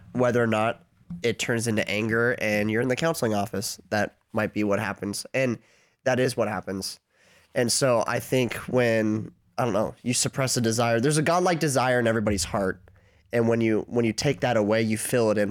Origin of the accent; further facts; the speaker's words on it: Anchorage, Alaska, United States; my hometown of Anchorage, Alaska